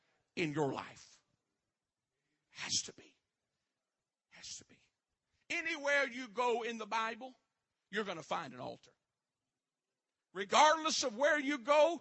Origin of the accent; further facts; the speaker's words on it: Westlake, United States; I come from Westlake